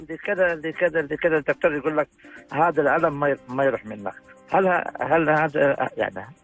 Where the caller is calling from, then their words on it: Jeddah, Makkah Province, Saudi Arabia; جدة يا اختي